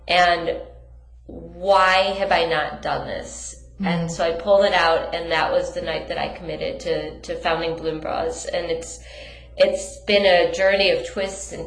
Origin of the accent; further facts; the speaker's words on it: Detroit, Michigan, United States; We're both from Detroit